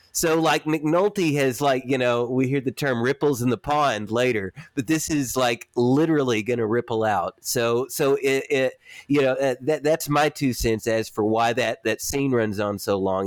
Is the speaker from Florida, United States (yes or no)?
no; Warren County, Tennessee, United States; moved away; I'm from Warren County, Tennessee